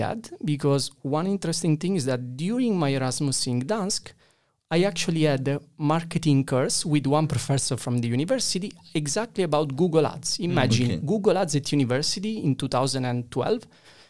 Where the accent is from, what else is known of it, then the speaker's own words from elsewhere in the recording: Italy; And then when I went back to Italy, and I went back to the university, and I went back to my hometown after a while, I was like, okay, this feels like a Fiat 500, not a Ferrari.